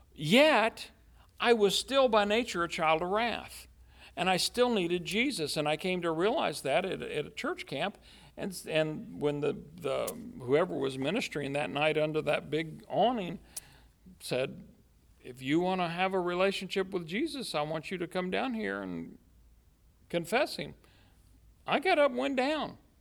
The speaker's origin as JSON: {"language": "English", "country": "United States", "said": "at the heart of me, I'm American"}